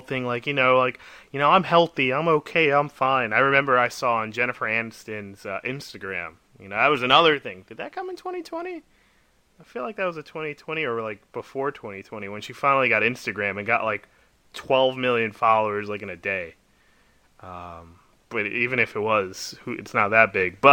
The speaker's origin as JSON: {"language": "English", "town": "New York City", "region": "New York", "country": "United States", "said": "I'm from the Bronx"}